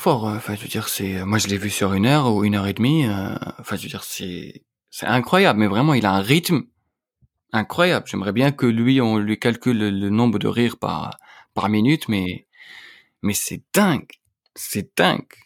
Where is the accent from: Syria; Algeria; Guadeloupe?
Algeria; moved away as an adult; now in Paris, France; j'ai grandi en Algérie, tu vois, j'ai passé toute ma vie là-bas